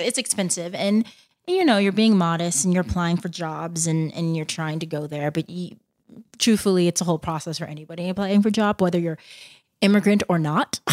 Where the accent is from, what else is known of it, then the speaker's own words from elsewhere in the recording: Plano, Texas, United States; moved away as an adult; also born or lived in Boston / Spain / Argentina / Ghana (parents); I'm from Dal-, I'm from Plano, and, um, parents are from Ghana